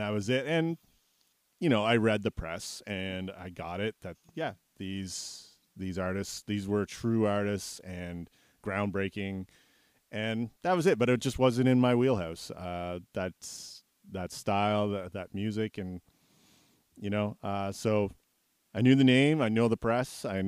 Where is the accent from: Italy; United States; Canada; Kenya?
Canada; I'm Canadian